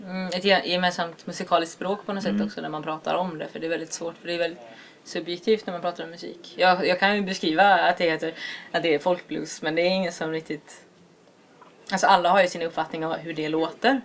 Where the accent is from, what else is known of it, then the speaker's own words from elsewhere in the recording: Alingsås, Västra Götaland, Sweden; also born or lived in Gothenburg; now in Jönköping, Sweden; jag är från Alingsås från början men jag har bott i Göteborg och nu bor jag i Jönköping